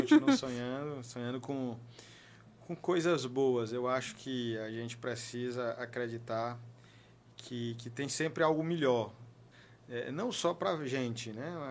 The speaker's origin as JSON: {"language": "Portuguese", "town": "Teresina", "region": "Piauí", "country": "Brazil", "tie": "born or raised there", "said": "Eu comecei estudando é, é na escola Nossa Senhora do Perpétuo Socorro, na região central de Teresina"}